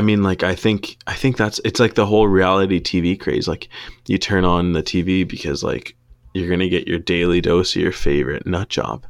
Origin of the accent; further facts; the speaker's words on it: Canada; we're Canadian